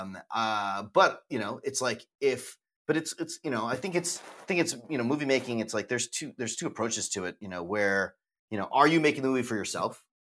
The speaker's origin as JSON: {"language": "English", "country": "United States", "said": "we're American"}